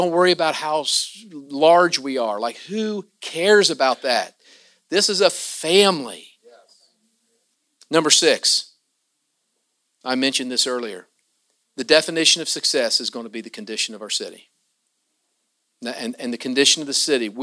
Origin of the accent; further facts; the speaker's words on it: Southern Ohio, United States; I am from Southern Ohio, you know. We're just across the river from Kentucky